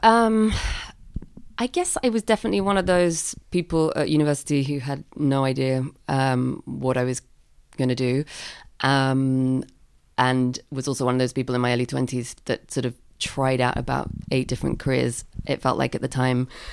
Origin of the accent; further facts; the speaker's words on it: London, United Kingdom; I grew up in London